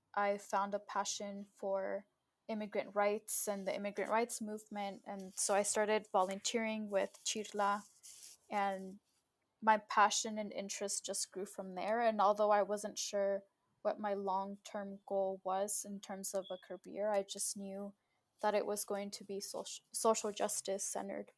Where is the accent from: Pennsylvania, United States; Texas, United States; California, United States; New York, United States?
California, United States; Southern; also born or lived in Mexico; I was born in Mexico, but I was raised here in the US in Southern California